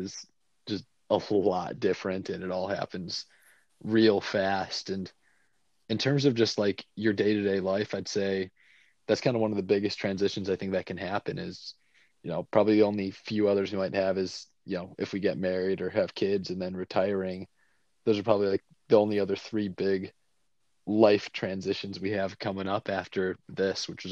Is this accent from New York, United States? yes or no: yes; Buffalo, New York, United States; moved away as an adult; now in Cincinnati, United States; my hometown of Buffalo